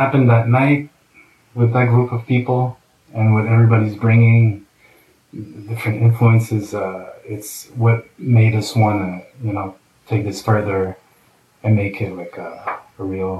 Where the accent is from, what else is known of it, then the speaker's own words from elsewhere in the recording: Montreal, Quebec, Canada; because I grew up in Montreal and in and out of Montreal and around Montreal